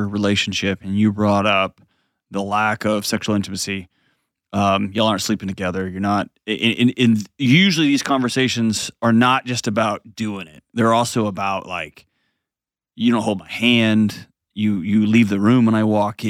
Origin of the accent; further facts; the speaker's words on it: Houston, Texas, United States; my hometown, H-Town